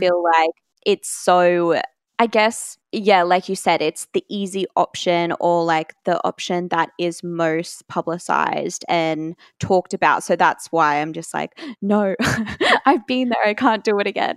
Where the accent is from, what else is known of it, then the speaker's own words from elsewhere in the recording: Brisbane, Queensland, Australia; I am from Brisbane, Australia